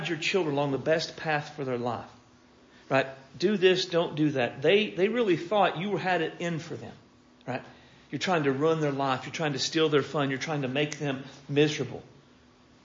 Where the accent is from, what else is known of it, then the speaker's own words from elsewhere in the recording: Pickett Center, Oklahoma, United States; I grew up in Pickett Center, Oklahoma